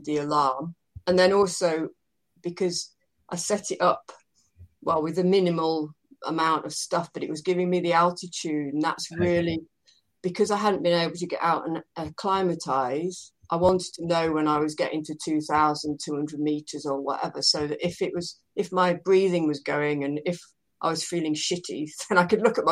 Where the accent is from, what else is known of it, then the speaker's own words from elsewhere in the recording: United Kingdom; I'm British